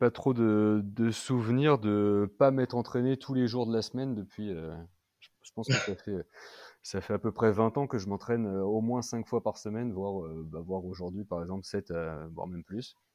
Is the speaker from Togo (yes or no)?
no; the North, France; déjà, euh, je viens aussi du, nord de la France